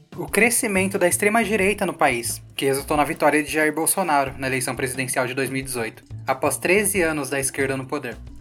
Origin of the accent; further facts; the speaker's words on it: São Paulo, Brazil; nós dois somos de Perus